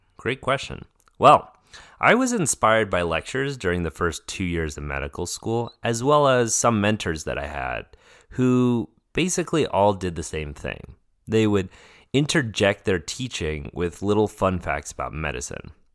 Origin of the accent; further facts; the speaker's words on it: Denver, Colorado, United States; moved away as an adult; I grew up in Denver, Colorado